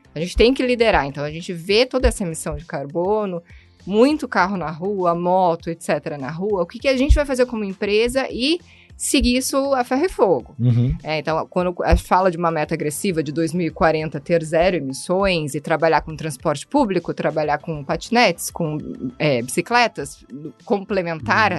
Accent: Curitiba, Paraná, Brazil; sou curitibana

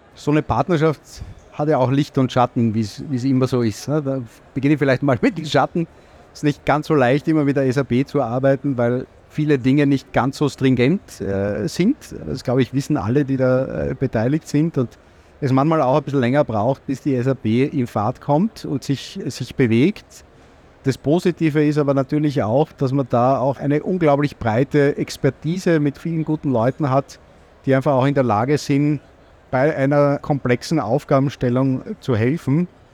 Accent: Austria; als Österreicher

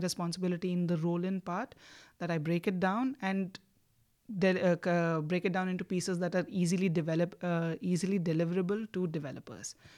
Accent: India; moved away as an adult; also born or lived in Oxford; I'm from India

